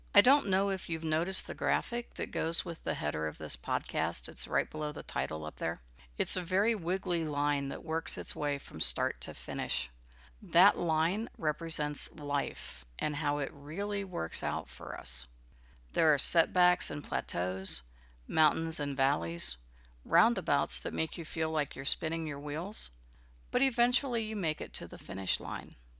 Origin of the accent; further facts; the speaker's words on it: Midwest, United States; I grew up in the Midwest during the nineteen sixties.